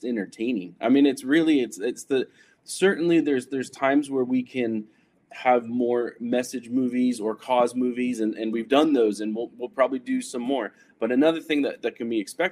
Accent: Silicon Valley, California, United States; I grew up in Silicon Valley.

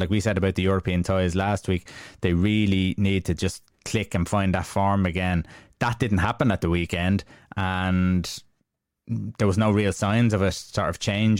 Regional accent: Ireland; we're Irish

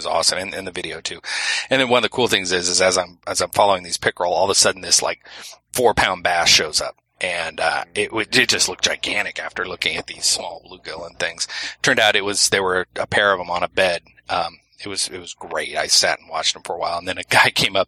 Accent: Exeter, New Hampshire, United States; my hometown here in Exeter, New Hampshire.

